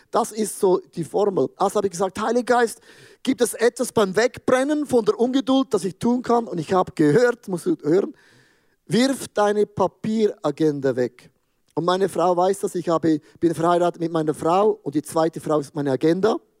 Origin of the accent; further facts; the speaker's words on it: Switzerland; ich als Schweizer